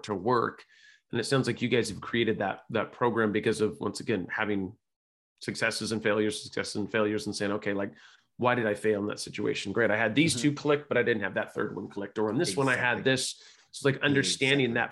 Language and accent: English; California, United States; I was raised by hippies in California